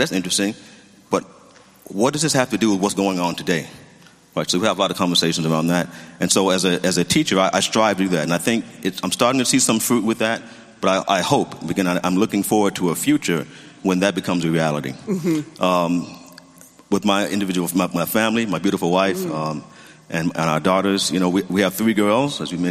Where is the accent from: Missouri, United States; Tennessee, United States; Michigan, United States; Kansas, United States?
Tennessee, United States; Memphis; moved away as an adult; now in Pasadena, United States; originally from Tennessee, from Memphis